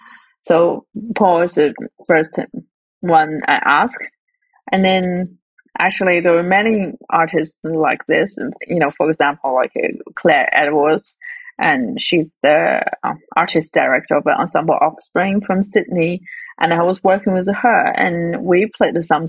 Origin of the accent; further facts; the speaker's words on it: Northwest China, China; moved away as an adult; now in Melbourne, Australia; my hometown, which is in the northwest of China.